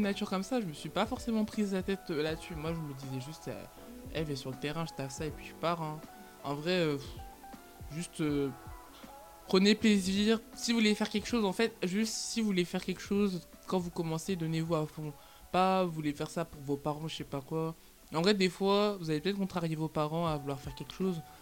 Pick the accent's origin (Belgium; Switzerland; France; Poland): France; Lyon, Auvergne-Rhône-Alpes; je suis lyonnaise